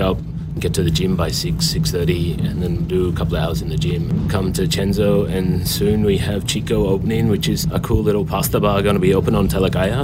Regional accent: Australia; now in Singapore; Being Aussie

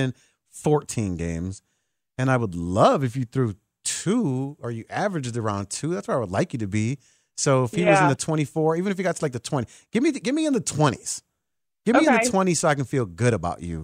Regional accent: Chicago, Illinois, United States; growing up on the north side

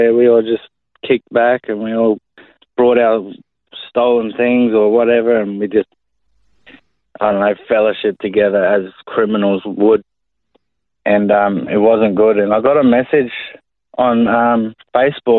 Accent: Brisbane, Queensland, Australia; I was born and raised in Brisbane, Queensland, on the north side of Brisbane mainly.

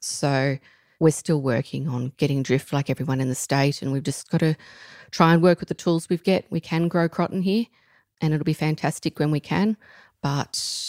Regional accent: Tichborne, New South Wales, Australia; I grew up at Tichburn in Central West New South Wales, obviously, south of Parkes

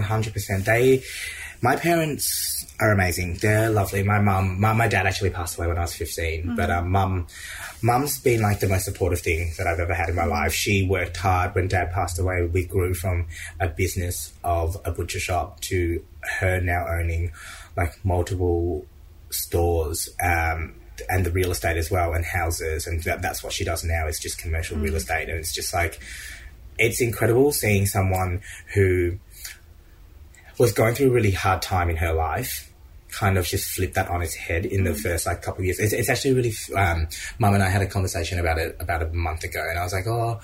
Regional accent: Vietnam; we came from Vietnam.

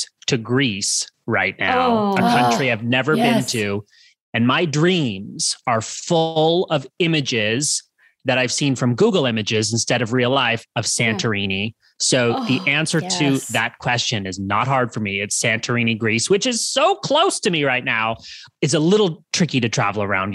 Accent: Canada; moved away as an adult; also born or lived in Los Angeles, United States / Santa Monica, United States; I'm originally from Canada. I've been based in the US for many, many years

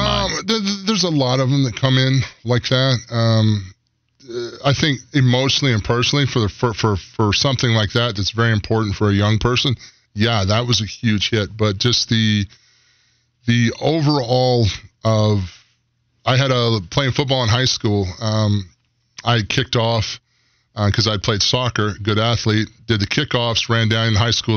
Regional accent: Aiken, South Carolina, United States; moved away; I grew up in Aiken, South Carolina, outside of Aiken County.

